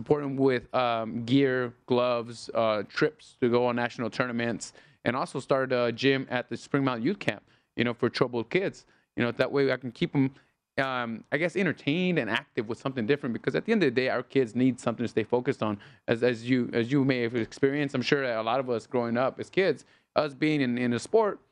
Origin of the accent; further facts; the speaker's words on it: Los Angeles, California, United States; now in Las Vegas, United States; I was born in Los Angeles